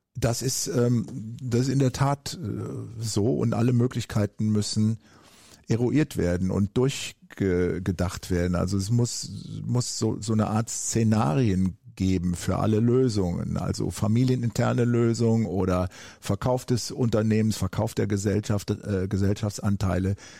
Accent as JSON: {"language": "German", "region": "Eifel", "country": "Germany", "also_born_or_lived": "United States", "said": "wo ich herkomme, aus der Eifel auf dem Land"}